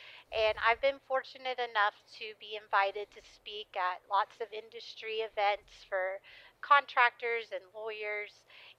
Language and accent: English; Florida, United States; moved away as an adult; now in Texas, United States; So, yeah, I grew up in Florida. My parents had a construction company in Florida. I started there in 2008. I moved to Texas. I'm not from here